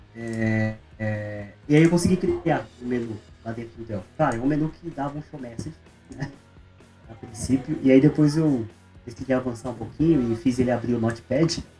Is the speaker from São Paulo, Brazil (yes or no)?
yes; interior of São Paulo, Brazil; moved away as an adult; also born or lived in Ribeirão Preto / Florianópolis; now in Maringá, Brazil; Eu sou do interior de São Paulo